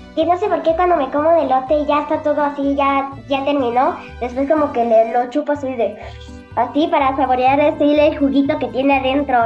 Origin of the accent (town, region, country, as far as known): Mexico